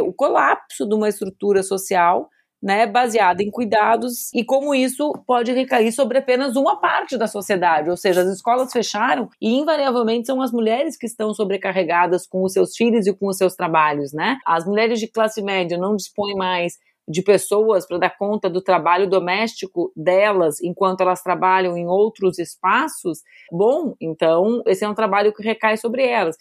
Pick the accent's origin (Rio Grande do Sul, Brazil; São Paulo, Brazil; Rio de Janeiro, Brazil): Rio Grande do Sul, Brazil; Porto Alegre; also born or lived in Brasília; para poder viver novamente na minha cidade, Porto Alegre